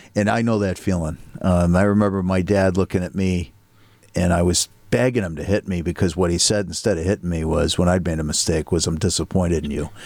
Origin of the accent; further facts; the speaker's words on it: Needham, Massachusetts, United States; relative privilege growing up in Needham, Massachusetts